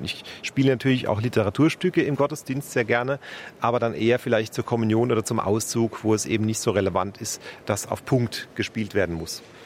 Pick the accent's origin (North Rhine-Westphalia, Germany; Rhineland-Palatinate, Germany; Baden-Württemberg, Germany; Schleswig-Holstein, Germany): Rhineland-Palatinate, Germany; Speyer; moved away as an adult; also born or lived in Frankfurt; now in Munich, Germany; in meiner Geburtsstadt in Speyer